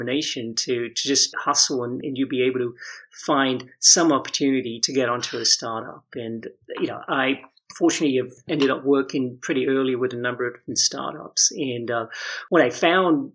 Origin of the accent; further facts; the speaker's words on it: London, United Kingdom; moved away; I'm actually from the UK, so I grew up in London